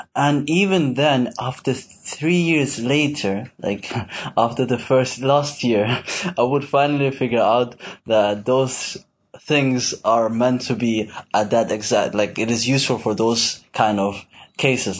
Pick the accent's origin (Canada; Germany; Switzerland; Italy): Switzerland; now in Malaysia; I'm from Switzerland